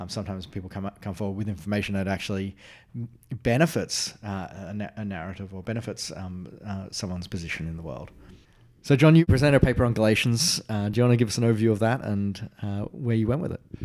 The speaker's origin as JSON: {"language": "English", "country": "Australia", "said": "As an Australian"}